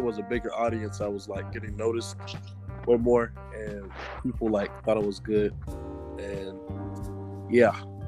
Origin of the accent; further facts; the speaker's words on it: the Carolinas, United States; also born or lived in Fayetteville / Columbia / Charlotte / Harrisburg; Well, I grew up like all around the Carolinas. I was in Fayetteville, Columbia, Charlotte, Harrisburg.